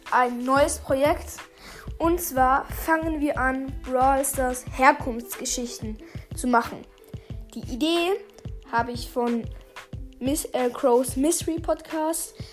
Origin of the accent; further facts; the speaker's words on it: Switzerland; accent: Swiss; Ja, sorry, ich habe ein bisschen einen Schweizer Akzent.